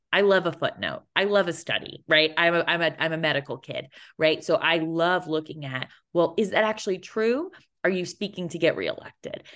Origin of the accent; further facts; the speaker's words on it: Connecticut, United States; moved away; I did three shows in my hometown